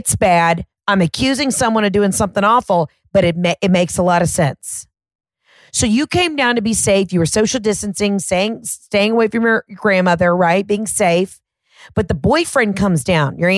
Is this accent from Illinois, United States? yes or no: no; Georgia, United States; I'm from Georgia.